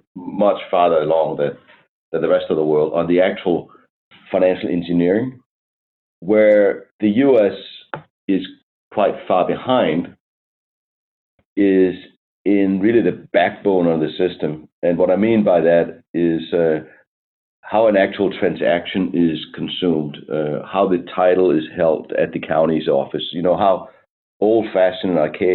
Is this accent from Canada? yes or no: no; Denmark; moved away as an adult; now in United States; I'm from Denmark. I came to the United States a bit over 20 years ago